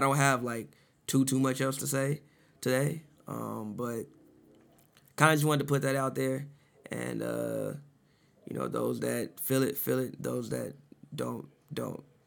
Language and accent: English; Chicago, Illinois, United States; moved away; I'm from Chicago, you know, grew up in the '90s